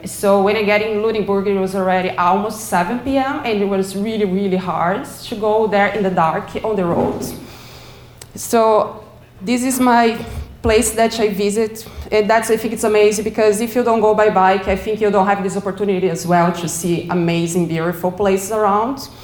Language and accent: English; Brazil; now in Halifax, Canada; I came from Brazil